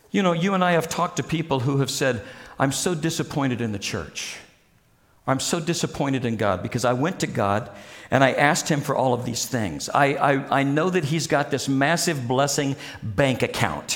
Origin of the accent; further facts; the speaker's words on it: Springfield, Missouri, United States; when I grew up in Springfield, Missouri